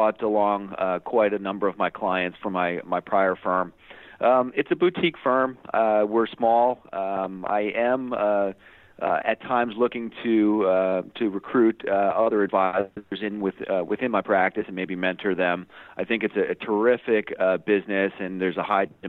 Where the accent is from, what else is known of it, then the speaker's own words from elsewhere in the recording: Hoboken, New Jersey, United States; I grew up here in the New York City metro area, Hoboken, New Jersey, to be specific